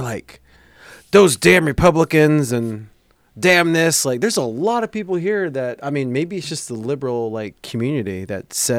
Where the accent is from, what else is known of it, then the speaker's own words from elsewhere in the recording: California, United States; I grew up in South Cali, baby.